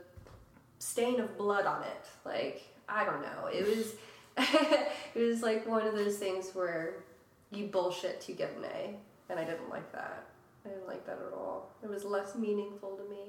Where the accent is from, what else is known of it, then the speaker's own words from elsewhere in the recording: Lima, Ohio, United States; moved away as an adult; now in Columbus, United States; I'm originally from Lima, Ohio, and made my way down to Columbus.